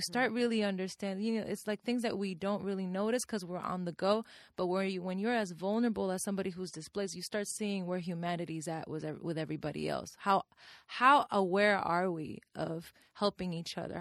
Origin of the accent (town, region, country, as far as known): Puerto Rico; English is a second language; moved away as an adult; now in New York, United States